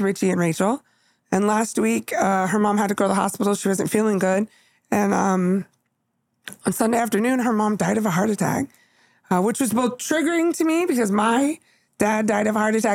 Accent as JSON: {"language": "English", "region": "California", "country": "United States", "moved": "yes", "said": "we're from California"}